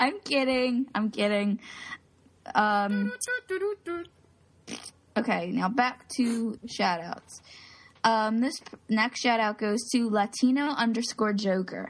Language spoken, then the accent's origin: English; Philadelphia, Pennsylvania, United States; I'm from Philly